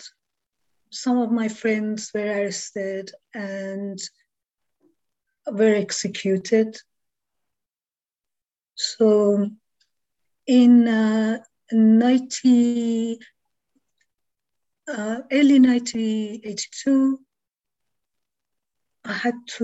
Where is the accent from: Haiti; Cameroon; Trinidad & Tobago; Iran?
Iran; Tehran, Tehran Province; moved away; I was born in Iran, in Tehran. I grew up in eastern part of Tehran